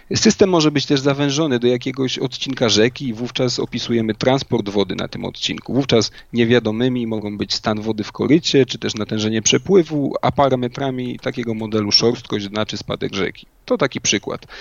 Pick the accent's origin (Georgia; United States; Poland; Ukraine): Poland; Inowrocław, Kuyavian-Pomeranian Voivodeship; moved away as an adult; also born or lived in Warsaw; liceum w rodzinnym Inowrocławiu